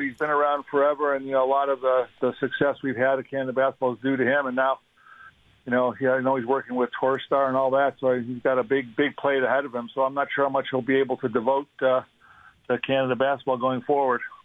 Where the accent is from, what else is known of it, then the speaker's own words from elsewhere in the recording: Chicago, Illinois, United States; moved away as an adult; also born or lived in Denver; a big firm in Chicago, Illinois, uh, my hometown